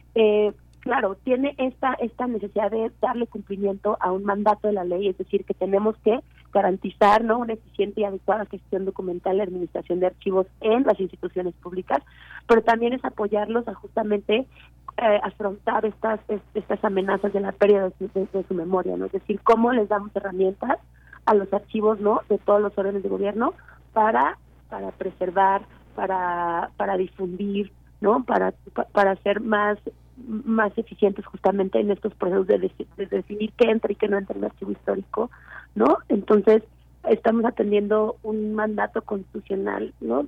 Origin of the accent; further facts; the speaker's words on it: Mexico; nosotros no como mexicanos y mexicanas